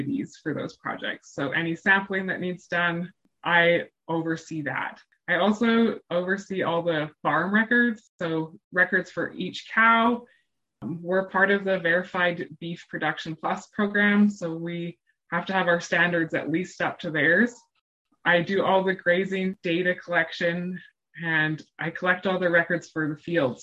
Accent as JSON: {"language": "English", "region": "Alberta", "country": "Canada", "tie": "born or raised there", "moved": "as an adult", "lives_now": "Manitoba, Canada", "said": "I grew up in Alberta"}